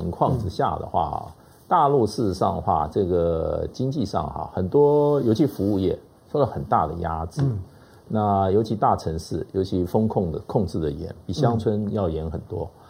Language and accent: Chinese; Taiwan; 那我们在台湾长大，